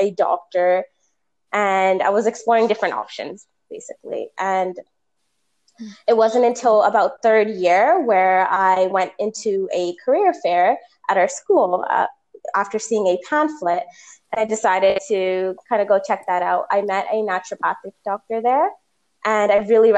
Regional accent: Toronto, Ontario, Canada; I was born and raised in Toronto, Ontario

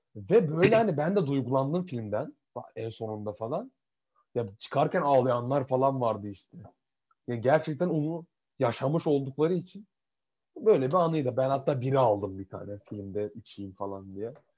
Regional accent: Turkey; moved away as an adult; now in Edinburgh, United Kingdom; ben Türk'üm

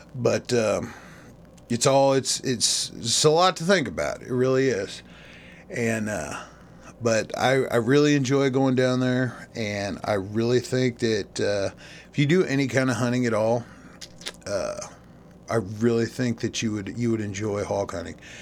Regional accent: Missouri, United States; my home state of Missouri

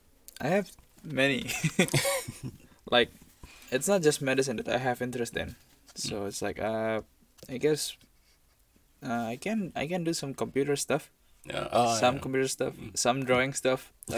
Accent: Jakarta, Indonesia; moved away as an adult; now in Yangzhou, China; So I came from the island of Java. So my city is Jakarta. It's right now it's the capital.

